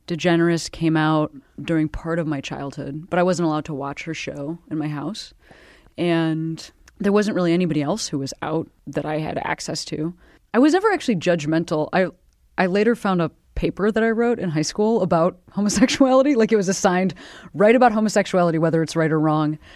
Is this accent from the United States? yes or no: yes; Midwest, United States; I'm from the Midwest